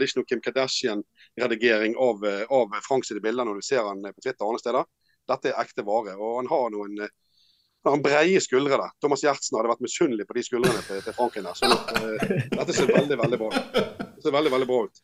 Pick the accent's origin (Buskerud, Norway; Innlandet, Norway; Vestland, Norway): Vestland, Norway; Bergen; jeg er bergenser